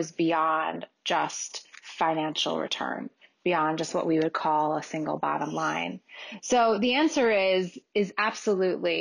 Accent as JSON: {"language": "English", "town": "New York City", "region": "New York", "country": "United States", "tie": "born or raised there", "said": "I grew up in New York City."}